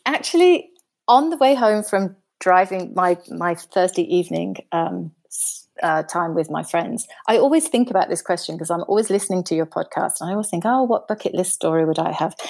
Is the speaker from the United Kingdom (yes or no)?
yes; United Kingdom; moved away as an adult; now in Germany; I'm, I'm British, but I live in Germany. I've been living in Germany for about, for over twenty years now.